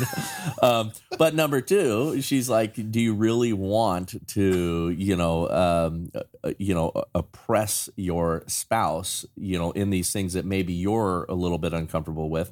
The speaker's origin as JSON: {"language": "English", "town": "Chatsworth", "region": "California", "country": "United States", "tie": "born or raised there", "said": "I grew up in Chatsworth"}